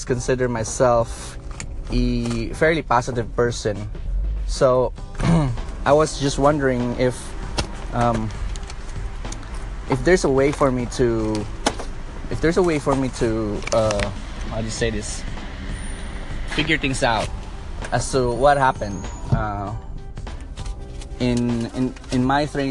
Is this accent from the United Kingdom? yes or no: no; Philippines; I'm from the Philippines, and the Philippines is a very beautiful place where it's very warm.